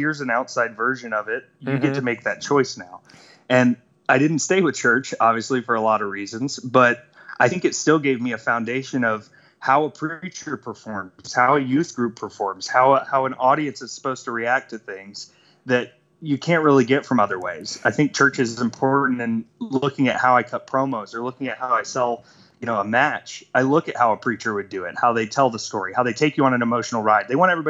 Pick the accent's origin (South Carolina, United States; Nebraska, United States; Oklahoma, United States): South Carolina, United States; Myrtle Beach; born there; also born or lived in Atlanta, Georgia / Jacksonville, North Carolina; So I was born in Myrtle Beach, South Carolina, and then I moved to Atlanta, Georgia, and then I moved to Jacksonville, North Carolina, and lived on a Marine base